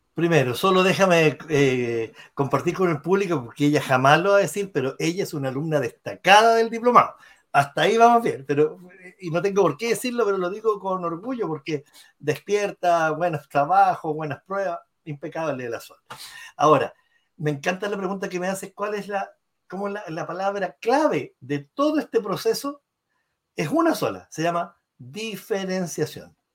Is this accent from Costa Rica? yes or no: no; Chile; also born or lived in Rochester, New York, United States; soy publicista, soy chileno